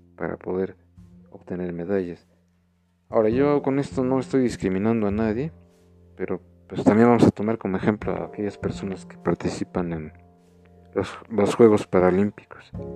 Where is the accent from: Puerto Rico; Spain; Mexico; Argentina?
Mexico; nosotros como mexicanos